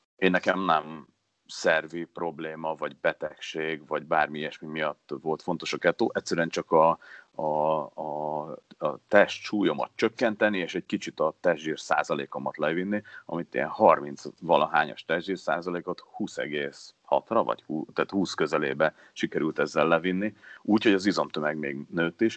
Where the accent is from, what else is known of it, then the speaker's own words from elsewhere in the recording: Hungary; mert azért csak magyarok vagyunk